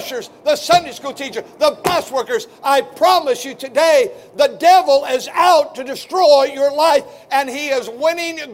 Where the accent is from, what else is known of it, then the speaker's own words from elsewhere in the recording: Milwaukee, Wisconsin, United States; I was born a sinner in Milwaukee, Wisconsin